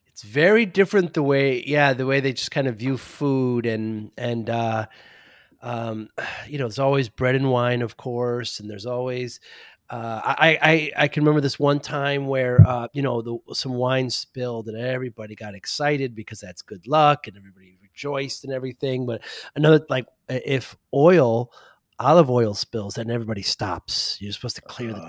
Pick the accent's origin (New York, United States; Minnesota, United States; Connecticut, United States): Connecticut, United States; New Haven; I'm from New Haven